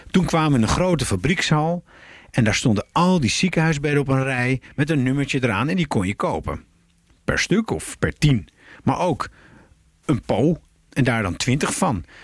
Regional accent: North Brabant, Netherlands; moved away; Ik ben een Brabander, mijn vader ook.

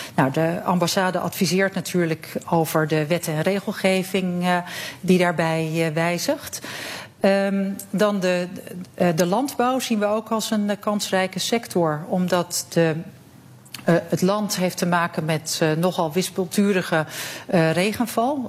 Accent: Netherlands; moved away as an adult; now in Cyprus; als Nederlanders

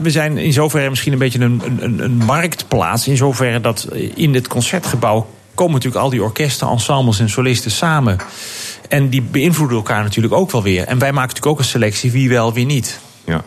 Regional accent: Netherlands; als Nederlanders

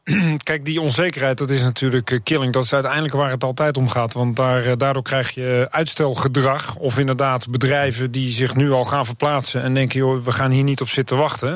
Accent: Netherlands; ik ben Nederlander

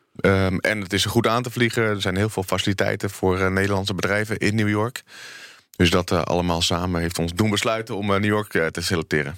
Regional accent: Netherlands

